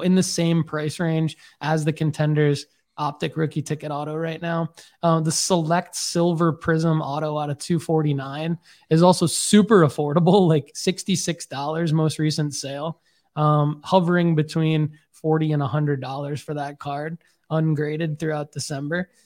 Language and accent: English; Michigan, United States; now in Tennessee, United States; they know I'm from Michigan